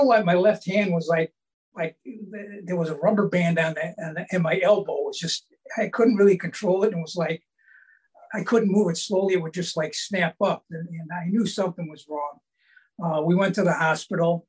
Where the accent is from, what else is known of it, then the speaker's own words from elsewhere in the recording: Cleveland, Ohio, United States; I grew up in Cleveland